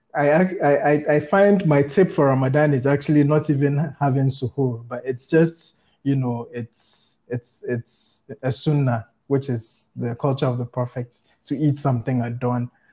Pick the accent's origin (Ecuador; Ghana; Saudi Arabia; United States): Ghana; moved away as an adult; now in Gambia; I'm Ghanaian